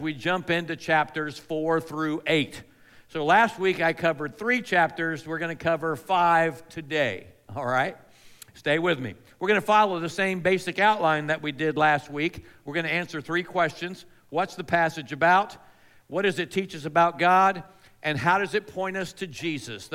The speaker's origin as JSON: {"language": "English", "town": "Melbourne", "region": "Florida", "country": "United States", "tie": "born or raised there", "said": "I grew up on the Space Coast of Florida. That's the East Coast, the Atlantic Coast, in a town called Melbourne."}